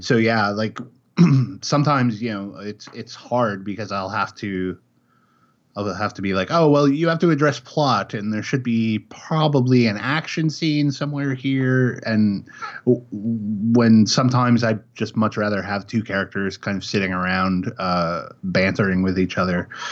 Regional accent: Chicago, Illinois, United States; moved away as an adult; also born or lived in Kansas City, Missouri; now in Oregon, United States; I grew up in Chicago. I lived there for twenty-five years

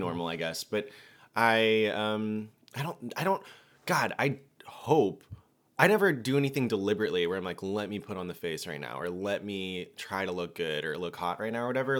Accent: Georgia, United States; I'm from Georgia, and we smile at people

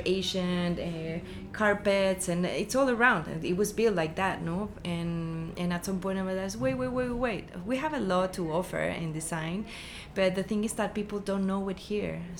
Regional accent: Mexico City, Mexico; moved away as an adult; also born or lived in Riviera Maya; I'm Mexican. I was born in Mexico City

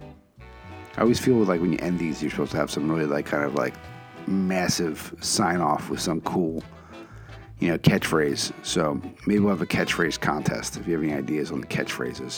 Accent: Philadelphia, Pennsylvania, United States; my hometown, Philadelphia

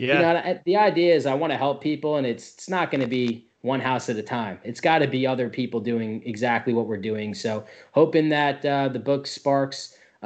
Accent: New Jersey, United States; moved away as an adult; now in Tampa, United States; I'm actually from New Jersey

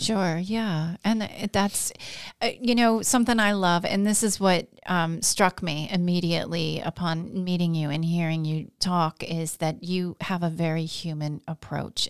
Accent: Glens Falls, New York, United States; grown up here, I've seen kind of the the ebb and the flow of the Glens Falls region.

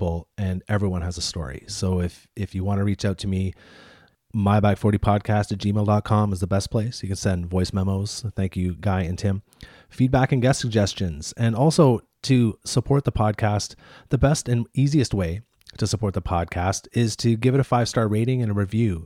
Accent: Canada; I'm Canadian

